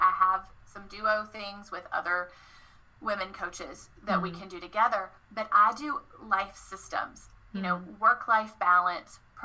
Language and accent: English; the South, United States; I'm from the South, y'all